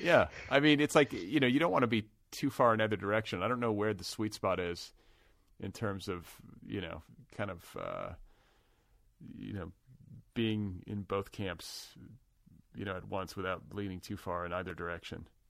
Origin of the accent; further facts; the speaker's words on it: United States; also born or lived in Wisconsin / Indiana; now in Los Angeles, United States; I'm from Wisconsin and Indiana.